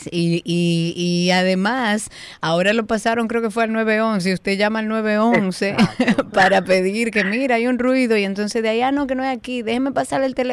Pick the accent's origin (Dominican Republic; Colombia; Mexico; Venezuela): Dominican Republic; somos todos dominicanos, todos tenemos que aprender a vivir en comunidad